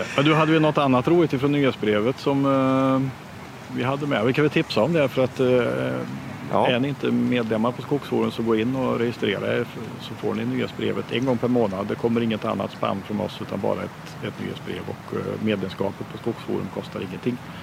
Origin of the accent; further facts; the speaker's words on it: Sweden; jag är uppväxt i Drevenhäste